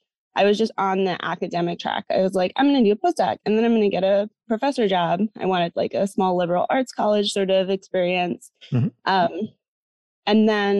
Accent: New Jersey, United States; now in Massachusetts, United States; So I'm originally from the US. So I'm from New Jersey, not too far from where I am now, which is Massachusetts.

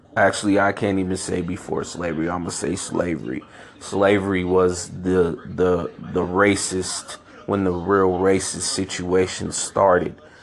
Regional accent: San Francisco, California, United States; also born or lived in Chicago, Illinois; I grew up in San Francisco um, California, born in Chicago, Illinois. I moved away from Chicago when I was three years old

